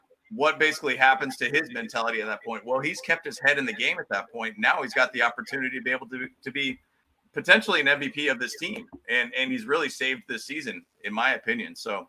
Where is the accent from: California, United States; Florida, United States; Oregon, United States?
California, United States; San Diego; I was born in San Diego, I'm a Charger fan.